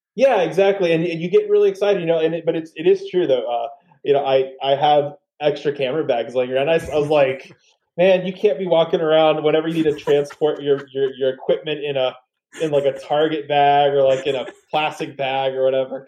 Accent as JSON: {"language": "English", "town": "San Antonio", "region": "Texas", "country": "United States", "said": "I'm originally from San Antonio"}